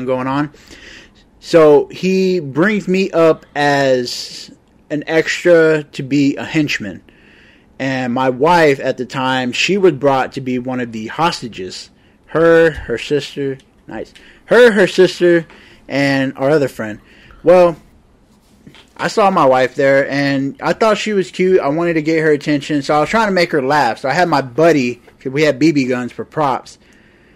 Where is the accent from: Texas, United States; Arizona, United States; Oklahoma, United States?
Texas, United States; moved away as an adult; now in Nebraska, United States; originally I'm from Texas